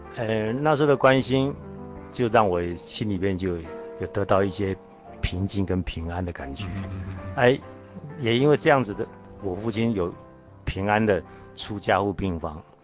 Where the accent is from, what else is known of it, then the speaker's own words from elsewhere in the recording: Taiwan; 我是从大陆来的，在台湾生的